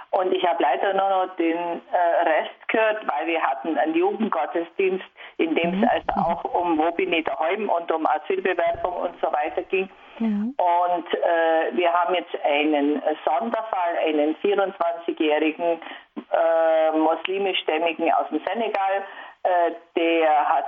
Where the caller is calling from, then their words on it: Zusmarshausen, Bavaria, Germany; ich bin aus Zusmarshausen und ich bin eine pensionierte Lehrerin